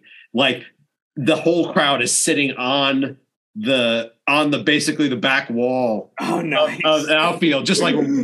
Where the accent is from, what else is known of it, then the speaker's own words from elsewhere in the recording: Long Island, New York, United States; I grew up in New York